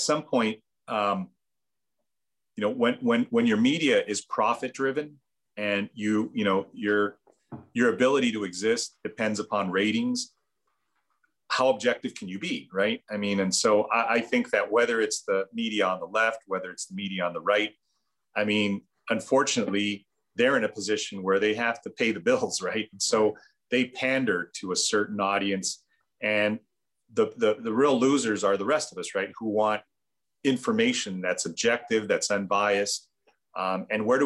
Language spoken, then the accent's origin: English; Bolivia; now in United States; those of us who are from Latin American countries, I mean, I'm from Bolivia.